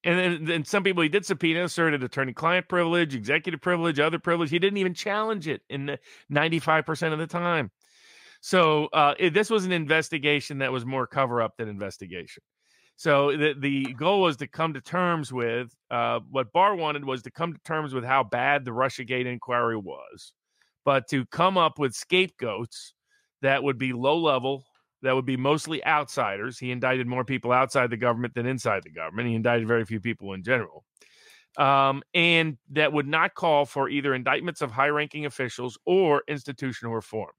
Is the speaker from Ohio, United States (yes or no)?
no; Chattanooga, Tennessee, United States; my hometown, which will feature in the last one of the last cases we'll discuss today, Chattanooga, Tennessee